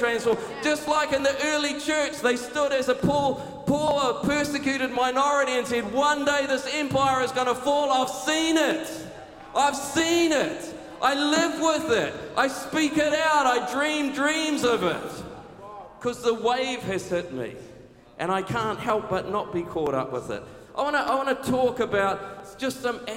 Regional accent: Taranaki, New Zealand; moved away as an adult; now in Auckland, New Zealand; growing up in Taranaki, came up to Auckland to study at university

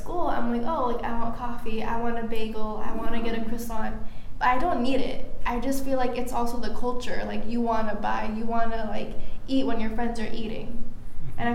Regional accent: San Jose, California, United States; moved away as an adult; now in San Francisco, United States; I'm from San Jose, so I'm like not too far away

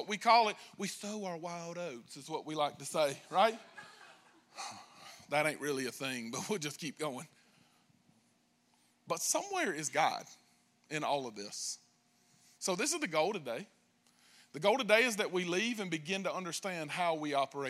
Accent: United States; I'm American

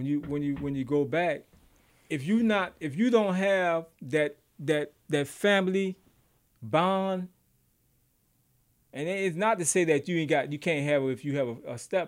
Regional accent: United States; I'm American.

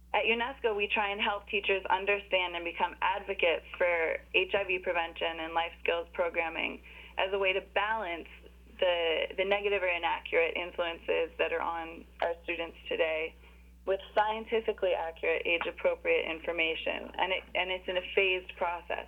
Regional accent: United States; as an American

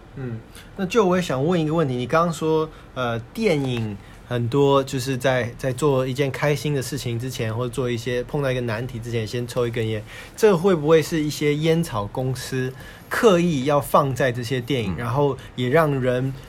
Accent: United States; also born or lived in Taiwan; now in China; 我是台湾出生美国长大，现在在大陆的一家地产公司上班

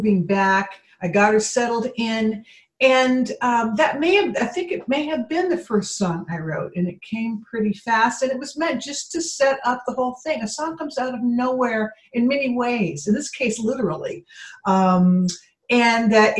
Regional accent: Pacific Northwest, United States; now in New England, United States; I grew up in the Pacific Northwest and I've been living in New England, you know, 35 years.

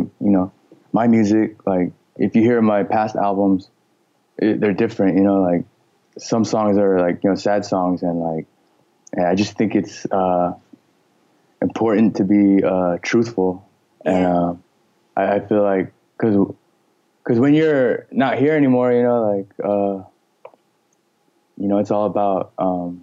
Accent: Los Angeles, California, United States; also born or lived in Northridge, California / Manila, Philippines / Chino Hills, California; So I was born in Los Angeles, and then when I was, and then we moved to Northridge, that's the San Fernando Valley area. And then my dad decided to do a business in the Philippines. So we moved to the Philippines, Manila, in, 1993

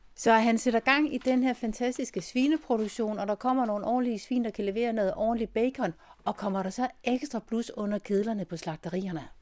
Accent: Denmark; som dansker

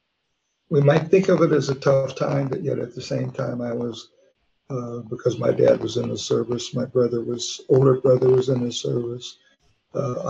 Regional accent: Wichita, Kansas, United States; also born or lived in Oklahoma; I was born actually in Wichita, Kansas

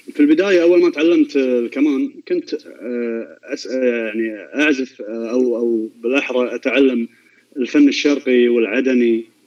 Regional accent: Kuwait; عندنا بالكويت

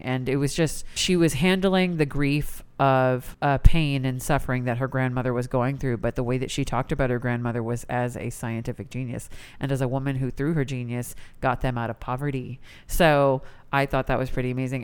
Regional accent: United States; as an Indian person born in America

